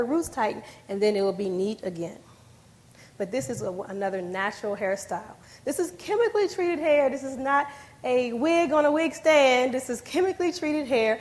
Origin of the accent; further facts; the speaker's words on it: D.C. area, Maryland, United States; I'm from the Maryland, D.C. era